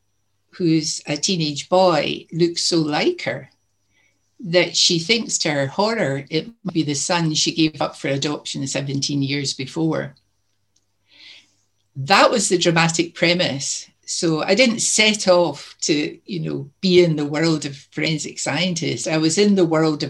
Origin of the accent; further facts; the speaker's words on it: Greenock, Scotland, United Kingdom; Greenock was my hometown, which is down the coast a bit from Glasgow.